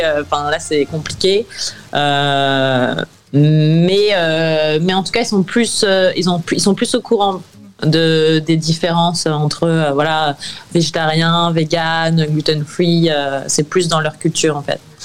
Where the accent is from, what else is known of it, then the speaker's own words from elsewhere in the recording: France; now in New York, United States; mon pays natal